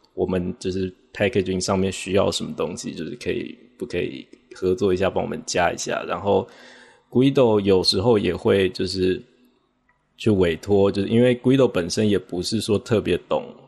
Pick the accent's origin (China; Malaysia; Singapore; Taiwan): Taiwan; 我是来自台湾的，我现在是在，呃，参与 P I P 的一个外包工作，就是为他们开发一个新的依赖解析器